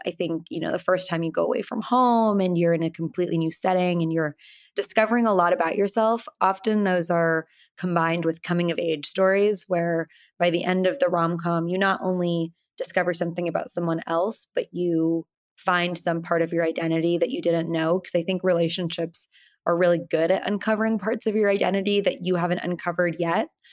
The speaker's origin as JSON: {"language": "English", "town": "Portland", "region": "Oregon", "country": "United States", "tie": "born or raised there", "said": "I was born here in Portland, Oregon, but both my parents were born in India"}